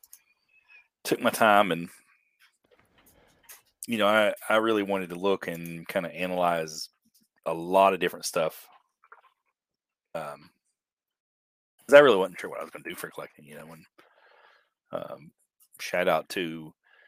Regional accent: Eastern Kentucky, United States; I'm from Eastern Kentucky

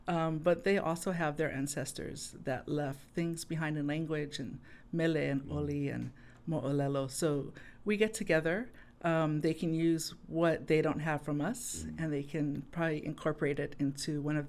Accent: Hawaii, United States; it's not the worldview that we see today as a Hawaiian.

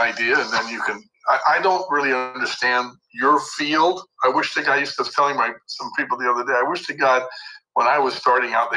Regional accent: Beverly Hills, California, United States; I actually grew up in Beverly Hills

